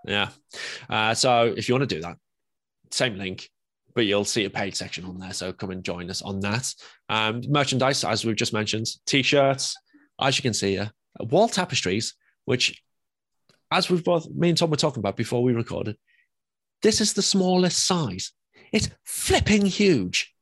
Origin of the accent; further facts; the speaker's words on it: England, United Kingdom; I'm English